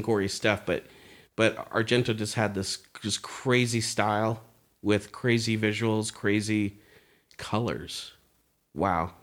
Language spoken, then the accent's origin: English; Bay Area, California, United States; growing up in the Bay Area